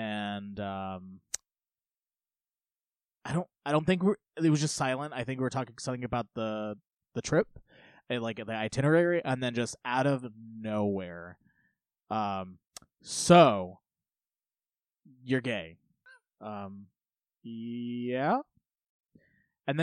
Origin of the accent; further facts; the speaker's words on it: United States; I grew up in Polk County